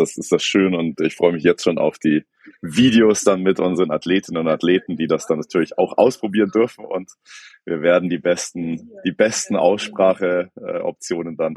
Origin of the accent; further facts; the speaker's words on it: Hesse, Germany; ich glaube, als Hesse kriegt man es ganz gut hin.